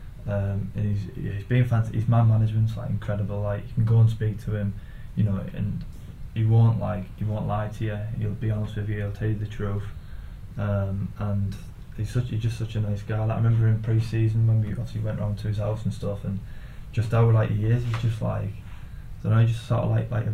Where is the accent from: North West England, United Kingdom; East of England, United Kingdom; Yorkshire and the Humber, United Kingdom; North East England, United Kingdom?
North East England, United Kingdom; Middlesbrough; playing for my hometown team